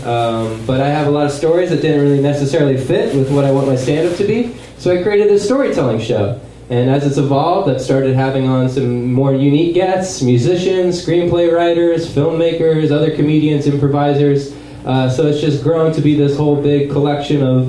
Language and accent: English; Wahoo, Nebraska, United States; moved away; also born or lived in Lincoln, Nebraska; I lived, uh, grew up in a small town called Wahoo, Nebraska